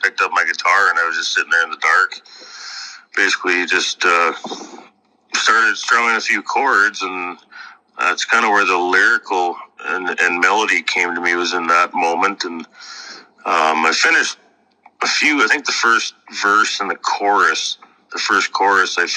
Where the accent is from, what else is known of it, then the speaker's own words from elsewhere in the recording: Kennison, Saskatchewan, Canada; I'm from Kennison, Saskatchewan